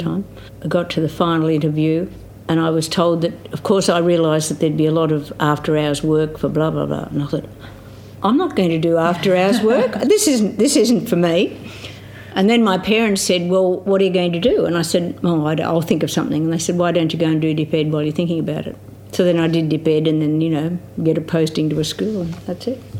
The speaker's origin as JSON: {"language": "English", "area": "Riverina", "region": "New South Wales", "country": "Australia", "tie": "born or raised there", "also_born_or_lived": "Griffith, Australia", "said": "For the first ten years of my life I lived on a farm, wheat and sheep farm out between a little place called Grongrong and Ardlethan, out on the Newell Highway in the Riverina"}